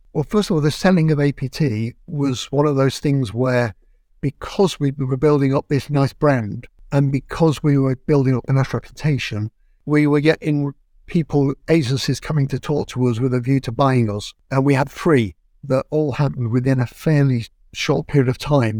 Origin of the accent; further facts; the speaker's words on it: Manchester, North West England, United Kingdom; moved away as an adult; now in London, United Kingdom; my hometown in Manchester